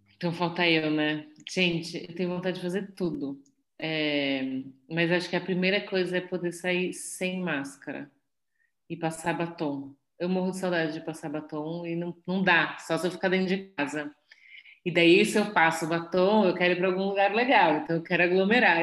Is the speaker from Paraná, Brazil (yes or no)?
no; São Paulo, Brazil; fui nascida e criada em São Paulo, é, sempre na Zona Oeste